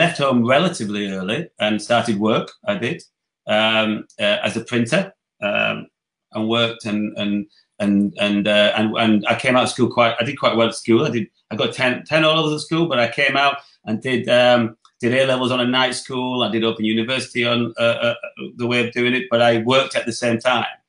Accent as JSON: {"language": "English", "town": "Dewsbury", "region": "Yorkshire and the Humber", "country": "United Kingdom", "tie": "born or raised there", "also_born_or_lived": "Leeds / Barnsley / Wakefield", "said": "I come from Yorkshire, I was born in Leeds, lived in Dewsbury, grew up in Dewsbury"}